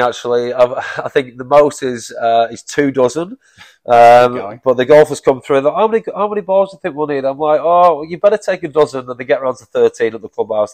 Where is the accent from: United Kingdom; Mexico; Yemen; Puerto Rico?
United Kingdom; Manchester, North West England; moved away as an adult; now in King Island, Australia; I'm from Manchester originally